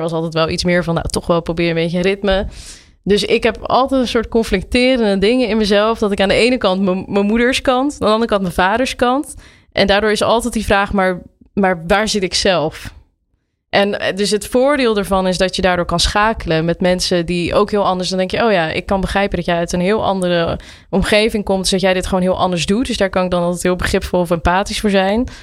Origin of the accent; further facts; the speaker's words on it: Nieuwerkerk aan den IJssel, South Holland, Netherlands; in Nieuwekerk en de IJssel